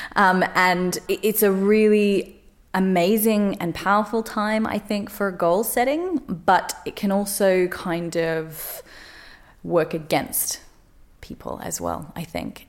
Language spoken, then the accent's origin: English; Australia; moved away; my life growing up in Australia